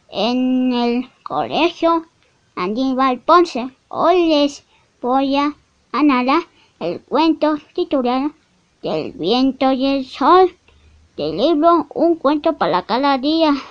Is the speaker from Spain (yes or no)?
no; Mexico; Soy un niño de México de 7 años.